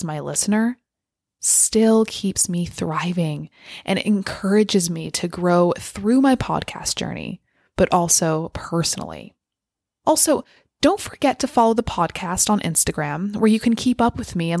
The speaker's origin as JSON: {"language": "English", "region": "California", "country": "United States", "tie": "born or raised there", "also_born_or_lived": "United Kingdom", "moved": "as an adult", "said": "moved back to the US in my home state of California"}